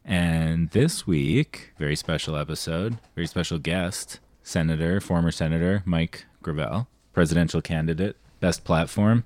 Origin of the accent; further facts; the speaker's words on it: Canada; I'm Canadian.